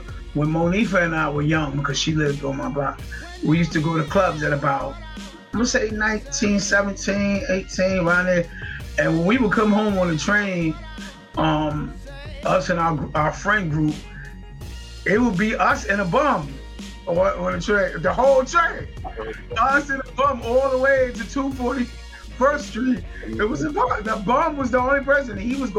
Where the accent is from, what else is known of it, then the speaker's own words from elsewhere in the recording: New York City, New York, United States; also born or lived in Harlem; when we moved to the Bronx after 161, which is right across from Yankee Stadium, I had a fire childhood.